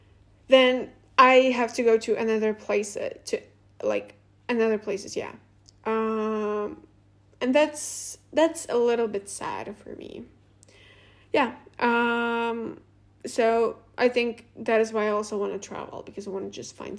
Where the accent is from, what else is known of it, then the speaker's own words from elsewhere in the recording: Latvia; first language Russian; English is a second language; it is not very convenient also to live here for me, for example, because my native language is also Russian